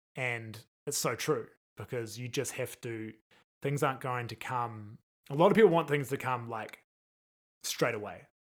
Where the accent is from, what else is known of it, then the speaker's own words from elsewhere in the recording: New Zealand; moved away as an adult; now in Las Vegas, United States; being a New Zealander